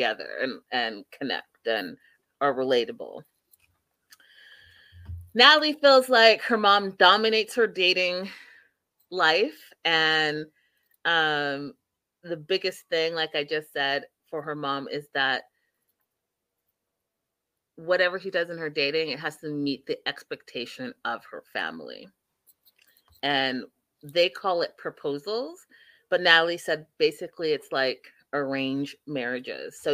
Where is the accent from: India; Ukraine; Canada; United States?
Canada; being a Canadian, but also being an African